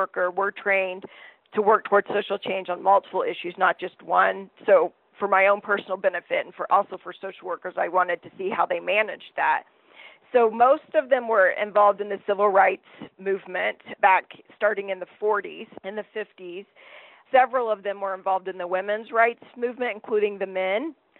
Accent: the South, United States; I grew up in the South in a fairly racist, sexist, heterosexist, xenophobic environment.

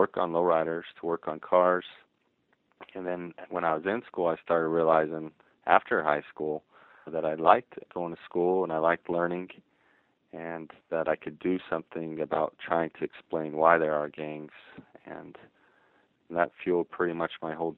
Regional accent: Ogden, Utah, United States; I'm from Ogden, Utah, and so it's not a place in the literature that's typically seen as where gangs are present.

